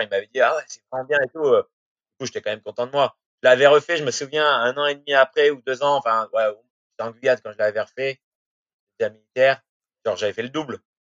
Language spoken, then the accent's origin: French; Bordeaux, Nouvelle-Aquitaine, France; je suis de Bordeaux